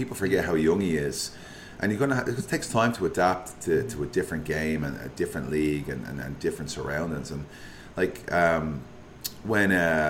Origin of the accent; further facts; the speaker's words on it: Liverpool, North West England, United Kingdom; Like, I'm from Liverpool, fellow Liverpool fans.